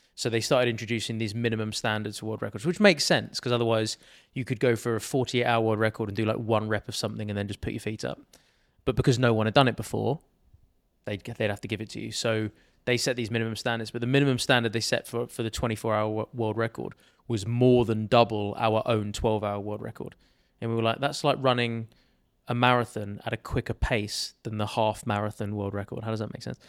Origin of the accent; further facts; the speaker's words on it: Sussex, South East England, United Kingdom; I grew up, uh, in Sussex, which is a county in England, basically just south of London.